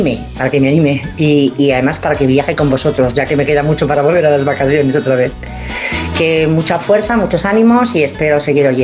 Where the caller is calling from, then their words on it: Madrid, Community of Madrid, Spain; de Madrid.